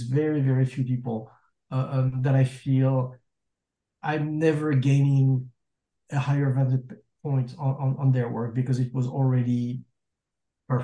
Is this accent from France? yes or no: yes; France; moved away as an adult; now in Los Angeles, United States; I'm French, right? I mean, I'm American too. I'm an American citizen, but I was born in France